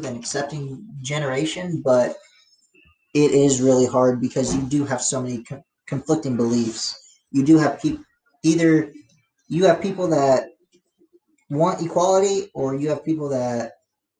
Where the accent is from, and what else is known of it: United States